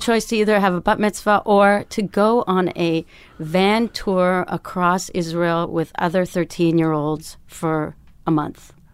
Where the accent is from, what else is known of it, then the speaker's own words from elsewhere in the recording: Canada; moved away as an adult; also born or lived in Toronto; now in Berlin, Germany; my dad and my brother made me play hockey 'cause I'm Canadian